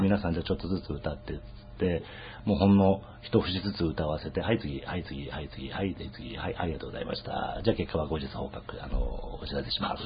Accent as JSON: {"language": "Japanese", "town": "Kitakyushu", "region": "Fukuoka", "country": "Japan", "tie": "born or raised there", "moved": "as an adult", "lives_now": "Tokyo, Japan", "said": "僕は福岡の出身なもんですから、はい、福岡の北九州の出身なんで"}